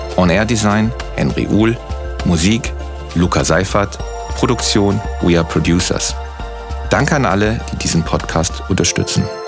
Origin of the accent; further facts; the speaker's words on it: West Germany, Germany; now in Berlin, Germany; Ich bin ja Wessi.